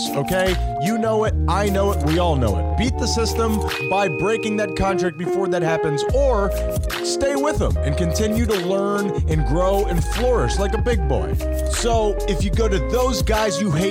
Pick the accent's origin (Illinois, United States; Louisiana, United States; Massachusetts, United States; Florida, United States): Florida, United States; Miami; We grew up in Miami, and we support all the Miami teams